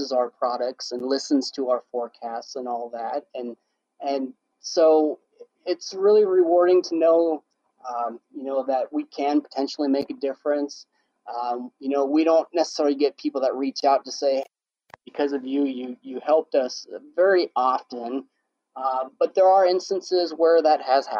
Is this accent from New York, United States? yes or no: no; Nebraska, United States; I issue that are pushed out information for my hometown